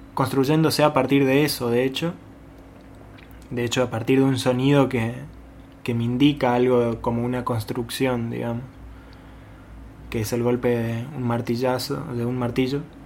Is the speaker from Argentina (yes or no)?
yes; Goya, Corrientes, Argentina; soy de Goya Corrientes